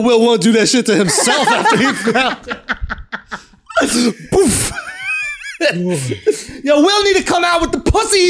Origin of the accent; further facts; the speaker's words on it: Philadelphia, Pennsylvania, United States; Northeast Philly.